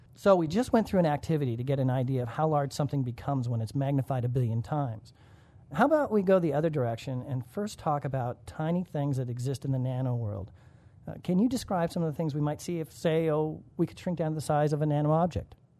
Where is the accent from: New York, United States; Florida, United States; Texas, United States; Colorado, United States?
Colorado, United States; growing up in Colorado